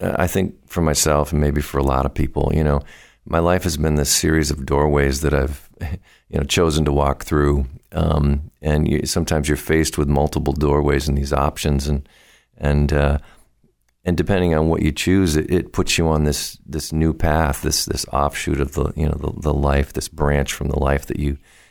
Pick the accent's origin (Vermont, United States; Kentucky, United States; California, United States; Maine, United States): Vermont, United States; moved away as an adult; now in Boston, United States; I was born in Vermont and moved down here to the Boston music scene several years ago, 25 years ago or so